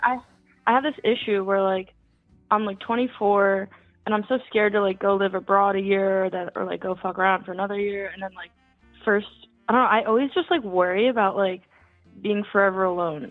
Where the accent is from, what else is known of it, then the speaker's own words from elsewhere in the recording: New York, United States; now in Philadelphia, United States; I grew up in New York